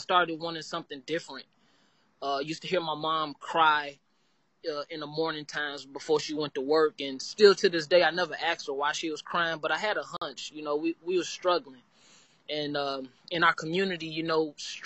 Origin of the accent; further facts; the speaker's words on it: Gary, Indiana, United States; now in Evansville, United States; I am from Gary, Indiana